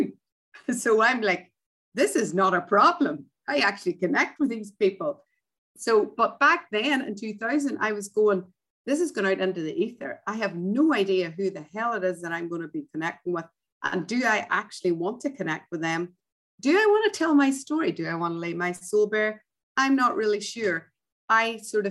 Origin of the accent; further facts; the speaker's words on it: Ireland; moved away; grew up as an Irish Catholic